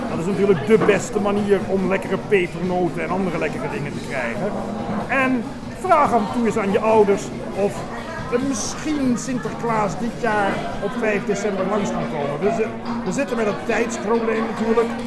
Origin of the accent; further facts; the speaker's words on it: Netherlands; ik kom uit Nederland, dus hoe leuk is het om bij een Dutch café te werken? Het is mijn eerste zomer hier.